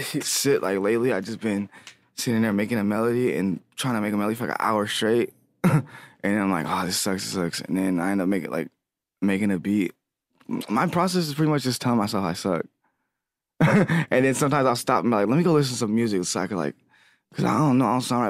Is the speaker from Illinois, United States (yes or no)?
no; Lancaster, California, United States; now in Los Angeles, United States; I'm from Lancaster, California. Well, I live in L A now. I moved out to Lancaster mostly. I was raised there